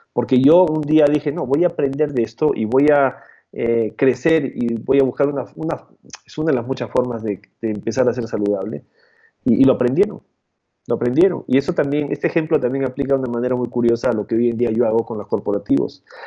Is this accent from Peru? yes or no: yes; Peru; moved away as an adult; also born or lived in Canada / Chile; now in Mexico; yo nací y crecí en Perú